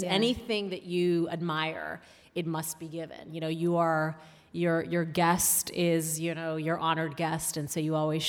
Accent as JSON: {"language": "English", "country": "Saudi Arabia", "tie": "born or raised there", "said": "one of the things I did love about growing up in Saudi Arabia was this notion, and we call it the Ummah, which is basically translates to the community, the ever-present community."}